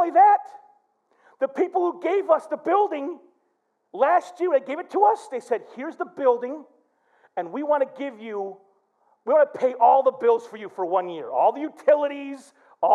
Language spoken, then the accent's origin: English; Flint, Michigan, United States; growing up in Flint made me tough as nails